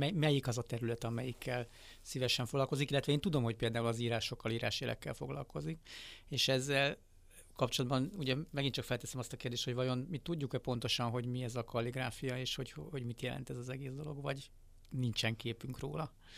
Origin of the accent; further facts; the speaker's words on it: Hungary; nekem magyarként